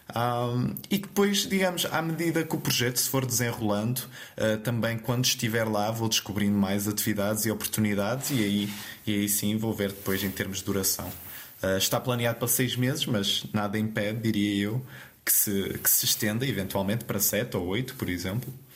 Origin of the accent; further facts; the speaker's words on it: Terceira Island, Azores, Portugal; moved away as an adult; now in Braga, Portugal; eu sou natural então da Ilha Terceira